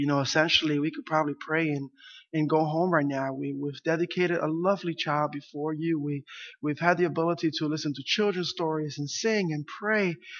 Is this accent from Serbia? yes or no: no; Puerto Rico; English is a second language; moved away; when we lived in Puerto Rico, it was back in the 80s, and our rent was $15 a month